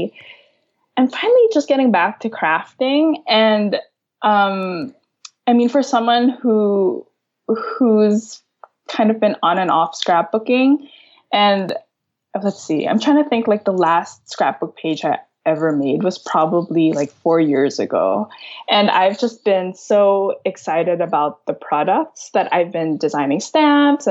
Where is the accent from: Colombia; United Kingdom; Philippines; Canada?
Philippines; Manila, Metro Manila; moved away as an adult; also born or lived in San Francisco; now in San Francisco Bay Area, United States; I grew up in Manila. I moved to San Francisco for grad school.